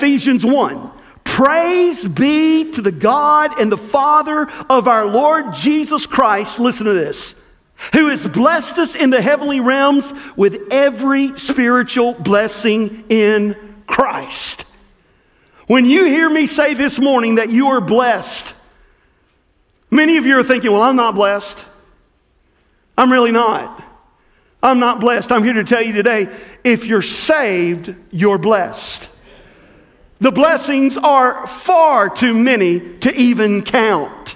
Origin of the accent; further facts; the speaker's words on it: Southwest Tennessee, United States; the little church that I grew up in Southwest Tennessee